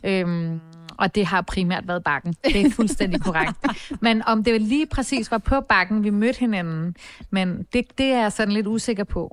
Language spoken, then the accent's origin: Danish; Copenhagen, Capital Region of Denmark, Denmark; jeg voksede op på Nørrebro, og jeg gik også i gymnasiet på Nørrebro